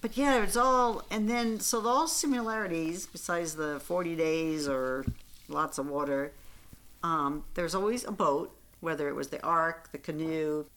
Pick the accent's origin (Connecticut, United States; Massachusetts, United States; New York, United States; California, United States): New York, United States; Central Islip; I grew up in Central Islip, I mean, New York